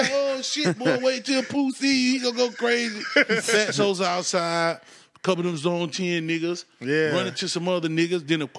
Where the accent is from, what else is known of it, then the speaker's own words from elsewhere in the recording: Raleigh, North Carolina, United States; also born or lived in Atlanta / Washington, D.C.; I was born in Atlanta, but I was raised in Raleigh.